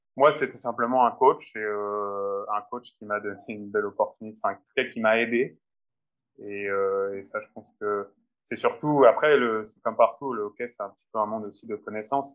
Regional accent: France; moved away as an adult; now in Finland; en tant que Français

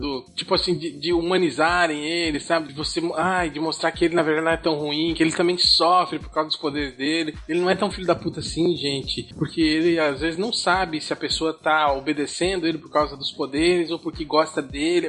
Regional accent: Concórdia, Santa Catarina, Brazil; Concórdia é a cidade onde eu nasci

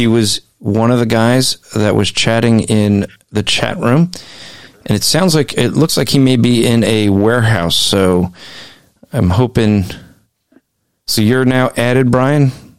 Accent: New Jersey, United States; I'm from Jersey

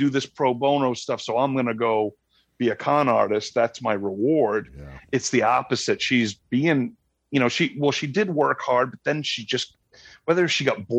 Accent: Rhode Island, United States; accent: Rhode Island; There's my Rhode Island accent came out.

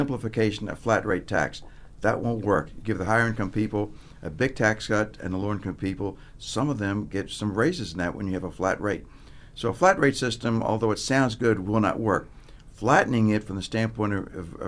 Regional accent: Virginia, United States; also born or lived in Washington, D.C.; I'm from Virginia, so I went to college in Virginia at Washington Lee.

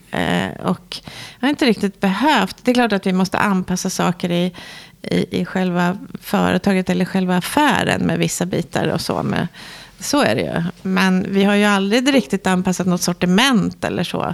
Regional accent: Sweden; vi svenskar

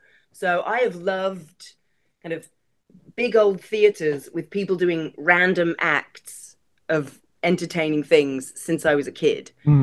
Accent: London, United Kingdom; also born or lived in Adelaide, Australia; When I go back to my hometown, which is actually London, people say to me, where are you from? Are you South African?

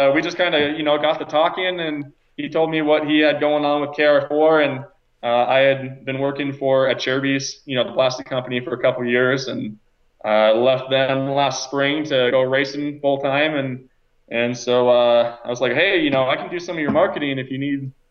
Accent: Idaho, United States; that's my hometown

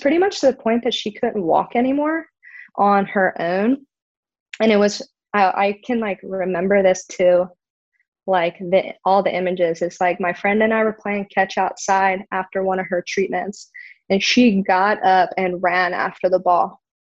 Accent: Maryland, United States; moved away; I'm originally from Maryland

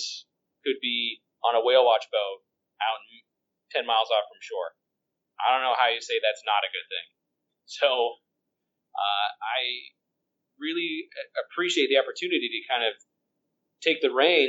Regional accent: Colorado, United States; I grew up in Colorado

